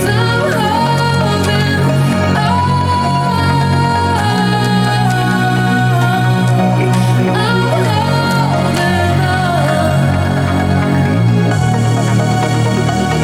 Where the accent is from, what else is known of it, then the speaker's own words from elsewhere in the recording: Tampa, Florida, United States; We grew up together in Tampa